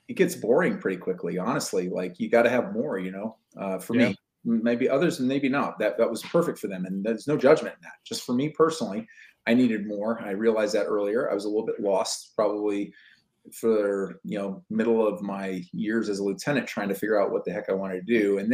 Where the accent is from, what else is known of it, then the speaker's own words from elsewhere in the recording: United States; also born or lived in Seattle area; as an American